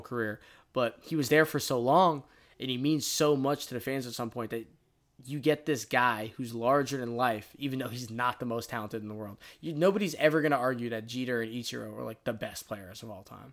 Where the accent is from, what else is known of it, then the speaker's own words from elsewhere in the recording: Tampa, Florida, United States; we're from Florida. We're from Tampa